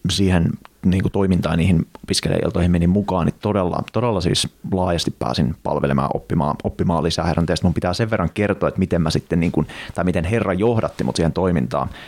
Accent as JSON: {"language": "Finnish", "town": "Joensuu", "region": "North Karelia", "country": "Finland", "tie": "born or raised there", "also_born_or_lived": "New Zealand", "said": "Joo, mä oon tota Joensuusta kotoisin ja sieltä tuli mut itse asiassa viimemmimmäksini Uudesta Seelannista"}